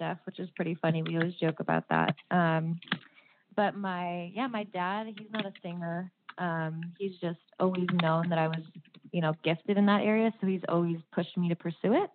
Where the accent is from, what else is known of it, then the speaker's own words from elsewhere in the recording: Los Angeles, California, United States; now in Napa Sonoma area, United States; I'm originally from Los Angeles. My family's in Los Angeles